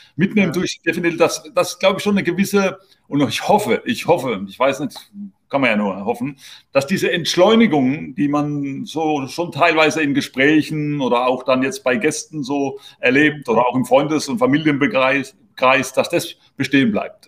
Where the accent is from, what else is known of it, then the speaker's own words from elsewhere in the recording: Heidelberg area, Baden-Württemberg, Germany; moved away as an adult; now in Spain; ich komme jetzt aus der Heidelberger Gegend